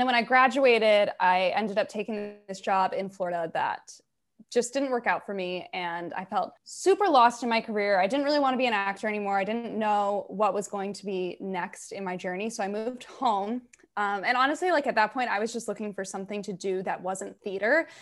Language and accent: English; the South, United States; moved away as an adult; now in New York City, United States; I grew up in the South